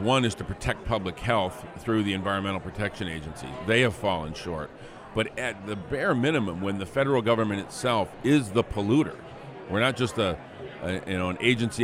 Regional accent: Flint, Michigan, United States; my hometown of Flint

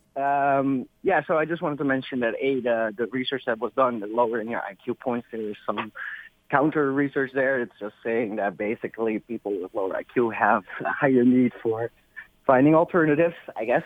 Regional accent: Amsterdam, North Holland, Netherlands; now in Ferndale, United States; I'm born and raised in Amsterdam

